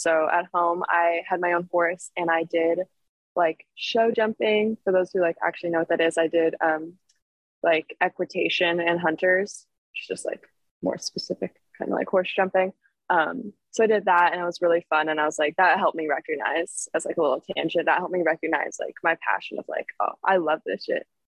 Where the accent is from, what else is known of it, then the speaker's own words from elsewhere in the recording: San Francisco, California, United States; born there; my grandma lived in Pebble Beach. I was born in San Francisco. So my family is all up and down the coast.